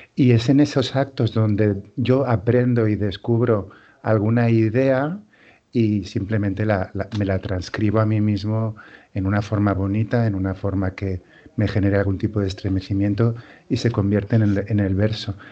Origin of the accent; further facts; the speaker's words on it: inland Catalonia, Spain; mi pueblo está en una zona de secano de la, de la Cataluña interior